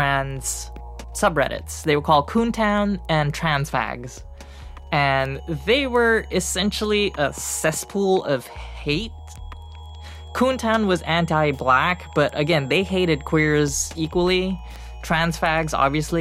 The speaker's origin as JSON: {"language": "English", "country": "Singapore", "tie": "born or raised there", "moved": "as an adult", "lives_now": "United States", "said": "I was born in Singapore"}